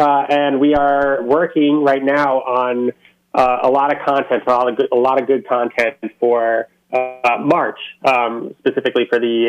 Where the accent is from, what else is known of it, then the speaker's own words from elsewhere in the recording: Connecticut, United States; moved away as an adult; also born or lived in Spokane, Washington; I grew up in Connecticut.